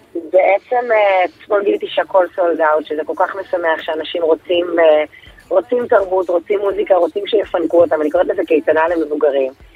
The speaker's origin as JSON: {"language": "Hebrew", "town": "Bnei Brak", "region": "Tel Aviv District", "country": "Israel", "tie": "born or raised there", "said": "לשכונה שגדלתי בה, לפרדס כץ"}